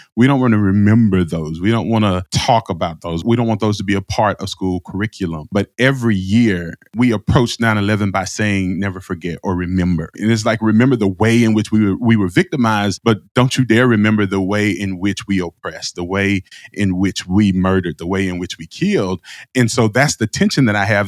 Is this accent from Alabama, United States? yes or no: yes; Alabama, United States; I'm from Alabama